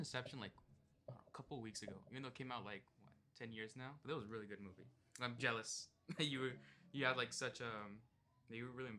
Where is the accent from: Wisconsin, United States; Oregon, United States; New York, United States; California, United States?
California, United States; Los Angeles; I'm a senior at Mendez High School. I've lived in Boyle Heights my whole life